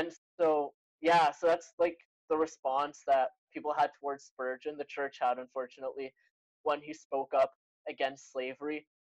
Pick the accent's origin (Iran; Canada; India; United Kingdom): Canada; I'm Canadian, as Crawford said, born in Canada, uh, but I have Egyptian parents. They immigrated before I was born here.